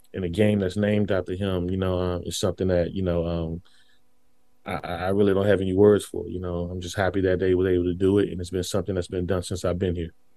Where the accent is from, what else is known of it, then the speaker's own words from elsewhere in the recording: Washington, District of Columbia, United States; I went to Ballou High School